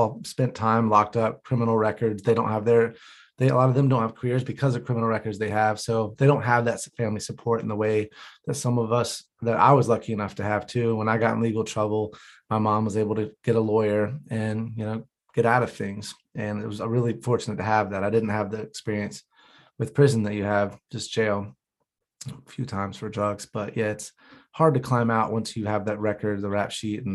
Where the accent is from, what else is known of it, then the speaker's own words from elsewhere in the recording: Gastonia, North Carolina, United States; I grew up in North Carolina as well. I'm from Gastonia